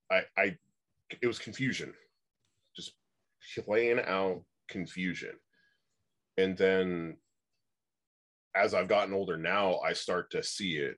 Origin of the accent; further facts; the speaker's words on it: Oregon, United States; I grew up out in Oregon.